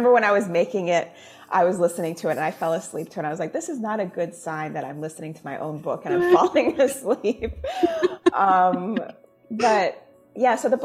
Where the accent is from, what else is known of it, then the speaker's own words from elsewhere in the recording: Jamaica; now in United States; I am Jamaican. When I go home, my family's Jamaican, you know, like everyone speaks in Patois, like that is the culture that I grew up